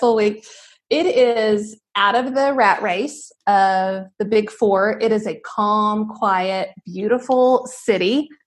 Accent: Northwest Arkansas, United States; this area that's been my home my entire life

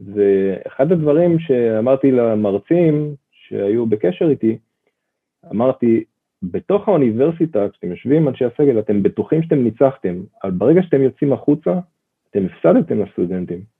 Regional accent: Ra'anana, Central District, Israel; אני גדלתי במעוזים של המעוזים, כן, ברעננה

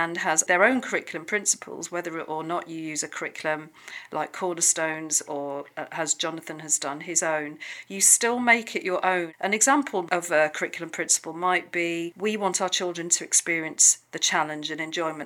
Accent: Sheffield, Yorkshire and the Humber, United Kingdom; I'm from Sheffield as well

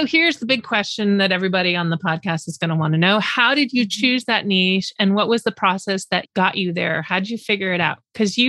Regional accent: Canada; now in Texas, United States; I'm not Texan, I'm a fellow Canadian, even though I've lived here forever

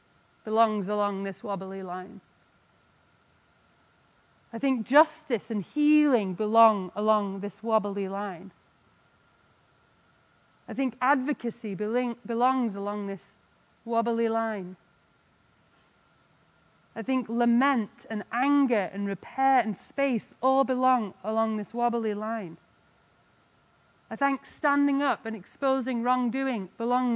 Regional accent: England, United Kingdom; now in United States; I'm English

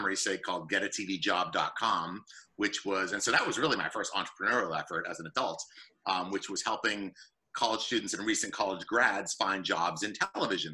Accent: Boston, Massachusetts, United States; moved away as an adult; now in Southern New Jersey, United States; I grew up in the North Shore area of Boston

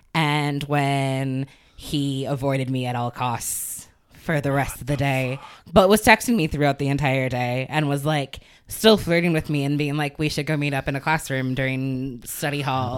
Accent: Chicago, Illinois, United States; moved away; also born or lived in Evanston, Illinois; I spent equal times in Evanston and the city

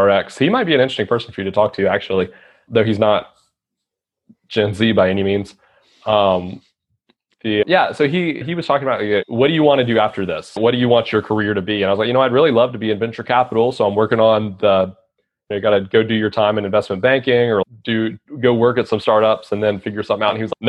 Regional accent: South Carolina, United States; I'm from South Carolina

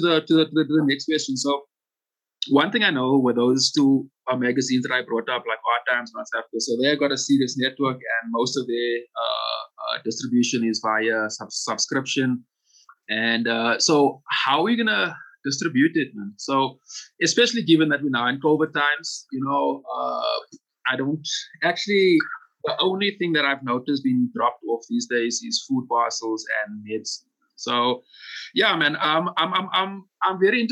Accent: South Africa; as a South African creative

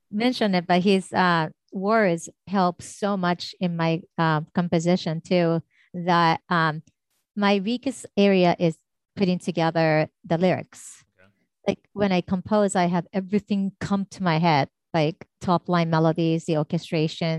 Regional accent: Tokyo, Japan; moved away; I'm from Tokyo, Japan originally

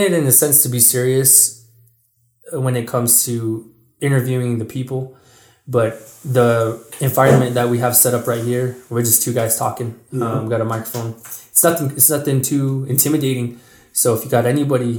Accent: Mescalero, New Mexico, United States; moved away; growing up in the Mescalero schools

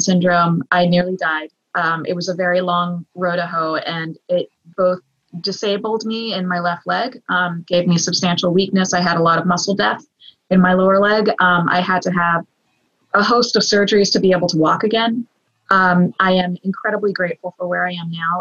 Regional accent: the South, United States; I am a Southerner

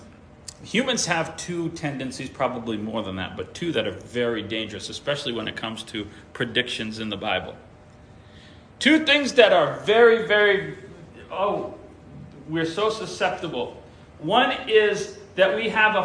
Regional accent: New York, United States; it was the congregation where we were when I was born in New York

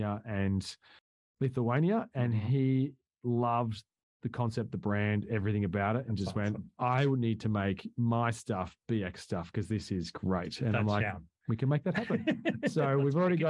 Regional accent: Australia; I'm from Australia.

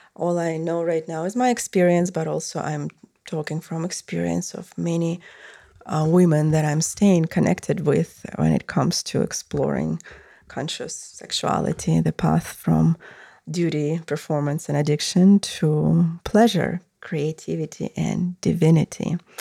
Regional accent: Russia; moved away; I came from Russia

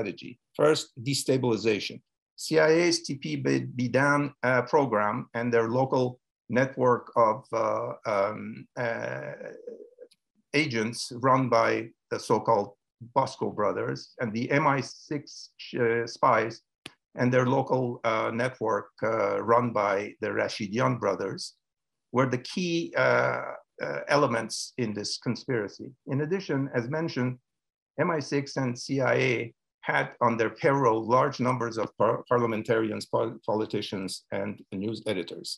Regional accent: Iran; moved away; I was born in Iran of Georgian and Ukrainian parents

